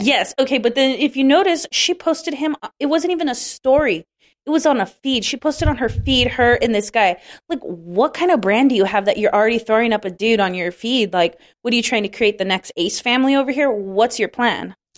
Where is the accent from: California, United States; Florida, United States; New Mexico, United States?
California, United States; I grew up in California